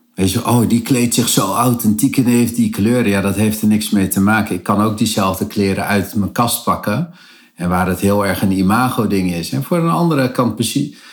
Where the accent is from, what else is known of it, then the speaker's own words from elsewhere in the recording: Cape Verde; de Kaapveerdse eilanden waar ik vandaan kom